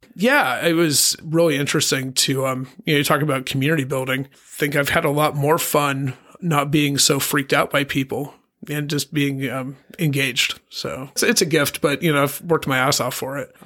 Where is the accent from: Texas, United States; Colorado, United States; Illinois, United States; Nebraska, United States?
Colorado, United States; also born or lived in Pittsburgh, Pennsylvania; now in Palm Springs, United States; my dad moved us to Colorado, and I'm a Colorado kid